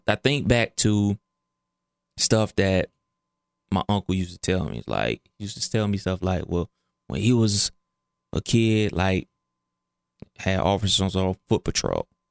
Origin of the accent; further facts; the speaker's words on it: Cleveland, Ohio, United States; I'm from Cleveland, and East Cleveland is, it gets wild